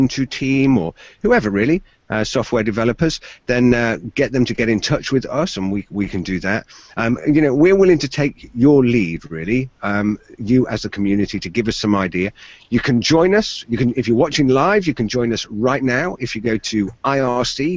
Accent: Exeter, South West England, United Kingdom; I'm from Exeter in the southwest of the UK

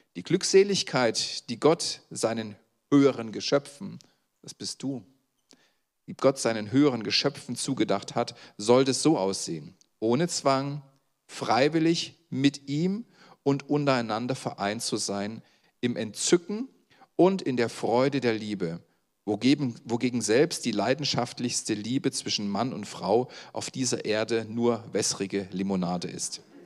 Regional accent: Saxony, Germany; das sage ich als Sachse

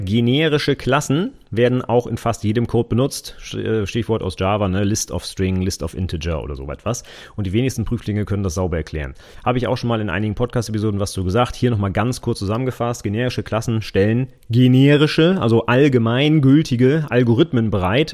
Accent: Vechta, Lower Saxony, Germany; in meinem Heimatort

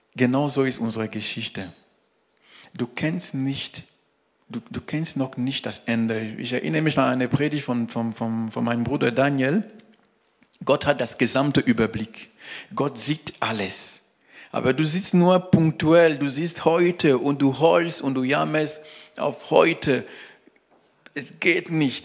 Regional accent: Cameroon; German is a second language; now in Germany; bei uns, äh, wo, wo ich geboren bin, in Kamerun

